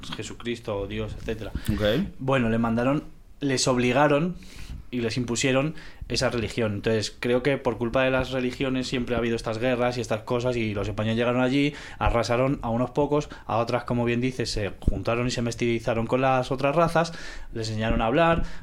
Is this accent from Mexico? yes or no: no; Venezuela; moved away; also born or lived in Spain; como español y ex venezolano